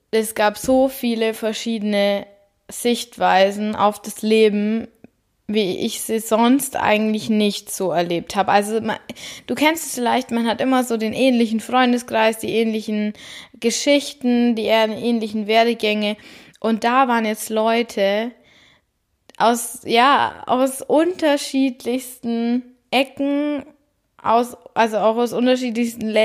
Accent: Bavaria, Germany; vor allem für mich als Bayerin ist es da oben echt ungewöhnlich, alles flach, dann das Meer

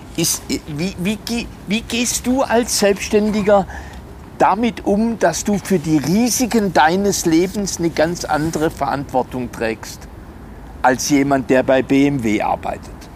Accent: Germany; sind wir als Deutsche sehr normiert?

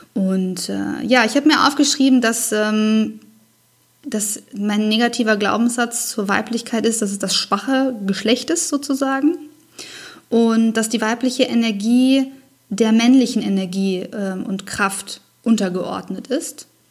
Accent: Germany; bei uns in Deutschland

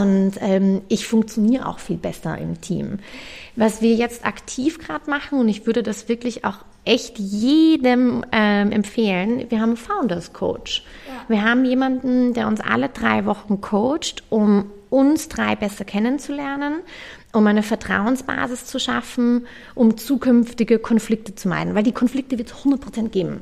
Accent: Vienna, Austria; also born or lived in London; ich bin auch Wienerin

